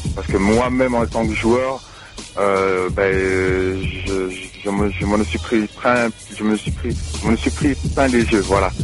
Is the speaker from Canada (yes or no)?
no; France; now in Gap, France; on est français.